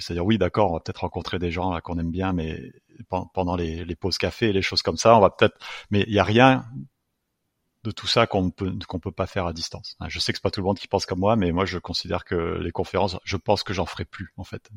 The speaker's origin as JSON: {"language": "French", "country": "France", "tie": "born or raised there", "moved": "yes", "said": "j'ai grandi en France."}